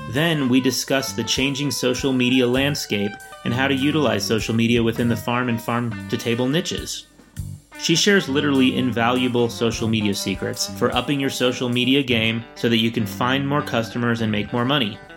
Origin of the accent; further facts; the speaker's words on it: Seattle, Washington, United States; now in New Mexico, United States; I'm from Seattle.